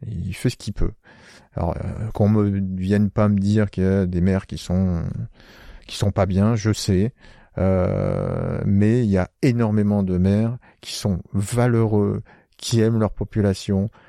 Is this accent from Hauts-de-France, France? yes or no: yes; Picardy, Hauts-de-France, France; moved away; moi, je suis originaire de Picardie et pas loin, il y a euh, pas loin de là où j'habitais, il y a le famistère de Guise